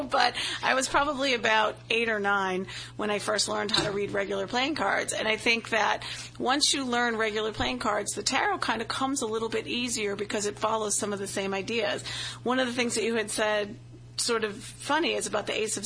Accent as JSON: {"language": "English", "town": "Boston", "region": "Massachusetts", "country": "United States", "accent": "Boston", "moved": "as an adult", "said": "I have a horrific Boston accent, especially when I get tired or around any of my family members"}